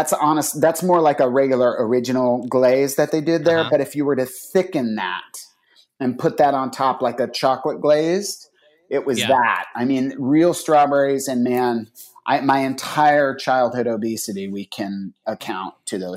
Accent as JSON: {"language": "English", "region": "Northern Virginia", "country": "United States", "tie": "born or raised there", "said": "when I was growing up in Northern Virginia"}